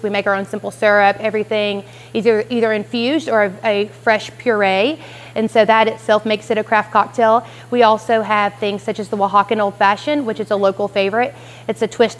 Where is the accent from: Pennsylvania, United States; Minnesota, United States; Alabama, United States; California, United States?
Alabama, United States; Scottsboro; I'm from Scottsboro